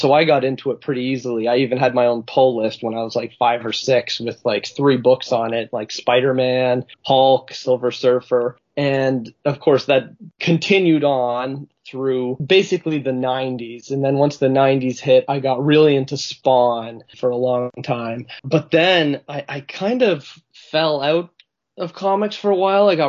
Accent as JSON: {"language": "English", "country": "Canada", "said": "as a Canadian, I feel ripped off"}